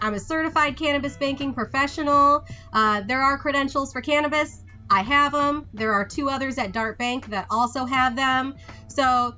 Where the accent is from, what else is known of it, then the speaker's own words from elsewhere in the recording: East Lansing, Michigan, United States; moved away as an adult; I was born in Michigan. I actually went to East Lansing High School